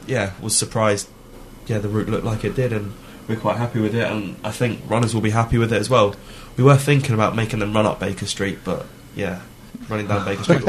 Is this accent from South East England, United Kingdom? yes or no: yes; Weybridge, South East England, United Kingdom; I was brought up in Weybridge, went to college in Weybridge, lived in Weybridge the last 24 years, my whole life.